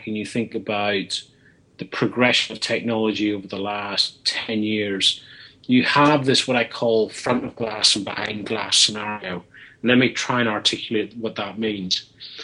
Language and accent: English; Belfast, Northern Ireland, United Kingdom; now in London, United Kingdom; somebody who was born and brought up in Belfast who currently works in London